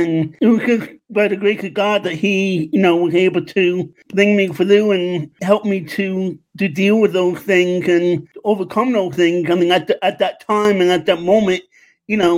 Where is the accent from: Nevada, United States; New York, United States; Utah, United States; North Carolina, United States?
New York, United States; New York City; also born or lived in Long Island, New York; now in West Chester, United States; I'm originally from New York, Queens, New York. I moved out to Long Island in 2006, and I recently moved to Westchester, Pennsylvania in 2020